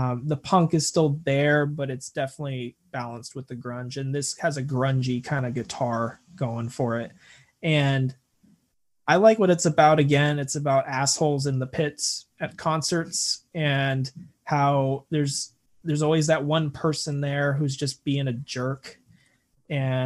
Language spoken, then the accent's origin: English; United States; I'm such an American